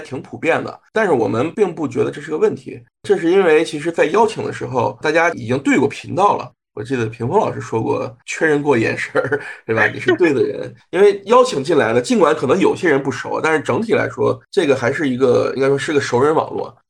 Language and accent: Chinese; China; 对，亚洲只有我一个，只有我一个中国人嘛。